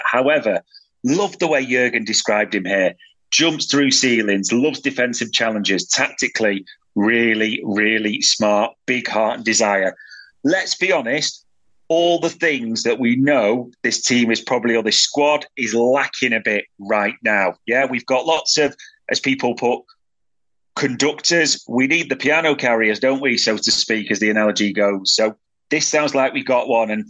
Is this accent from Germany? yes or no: yes; Germany; Happy to have Endo. I'm from Germany. I watch a lot of the Bundesliga.